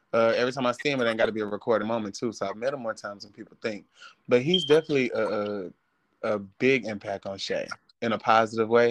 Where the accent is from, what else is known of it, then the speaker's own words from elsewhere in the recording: Atlanta, Georgia, United States; I am from Atlanta, Georgia.